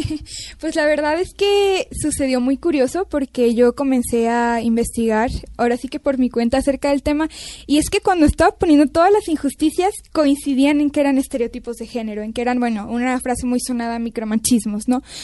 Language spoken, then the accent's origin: Spanish; Mexico; also born or lived in Canada; yo soy mexicana y en México